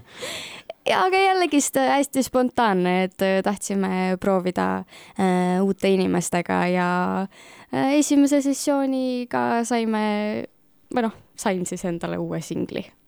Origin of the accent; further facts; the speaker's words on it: Kuressaare, Saare County, Estonia; ma ise olen ka ikkagist Kuressaarest ja see on ikkagist äh, see koht, mis on ikkagist kodu ja lemmikkoht